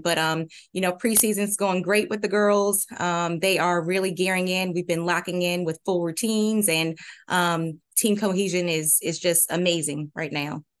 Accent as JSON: {"language": "English", "region": "Maryland", "country": "United States", "also_born_or_lived": "North Carolina / Virginia", "moved": "as an adult", "lives_now": "Williamsburg, United States", "said": "I'm originally from Maryland"}